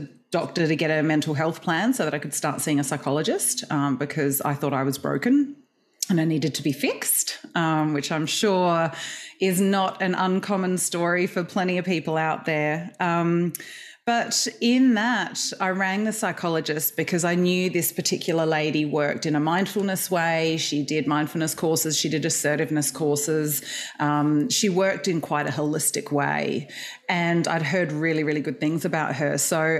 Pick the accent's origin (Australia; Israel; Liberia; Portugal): Australia; Adelaide, South Australia; moved away as an adult; also born or lived in Perth, Australia / United Kingdom; now in Melbourne, Australia; I was born in Perth and then grew up in Adelaide